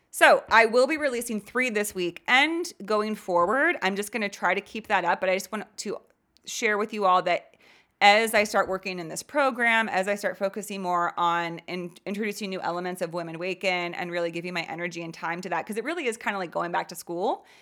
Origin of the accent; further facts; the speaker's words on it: California, United States; I grew up in California.